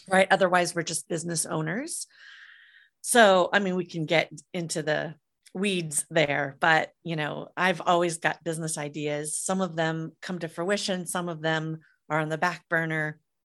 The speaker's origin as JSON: {"language": "English", "region": "Midwest", "country": "United States", "tie": "born or raised there", "said": "I grew up in the Midwest in the mid eighties"}